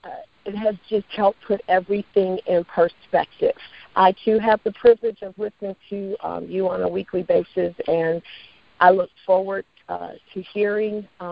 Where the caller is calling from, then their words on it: Mississippi, United States; I am calling from United Healthcare. I'm in Mississippi